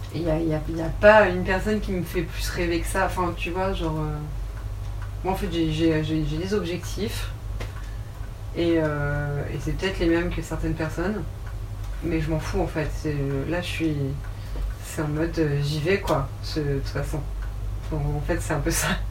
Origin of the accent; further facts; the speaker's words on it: Rouen, Normandy, France; moved away as an adult; now in Paris, France; je viens de Rouen, je suis rouennaise et j'habite actuellement à Paris depuis 6 ans.